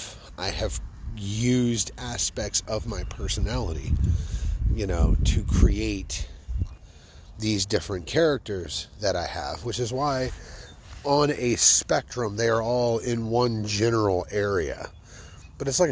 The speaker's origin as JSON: {"language": "English", "town": "Fort Worth", "region": "Texas", "country": "United States", "tie": "born or raised there", "said": "I love my hometown"}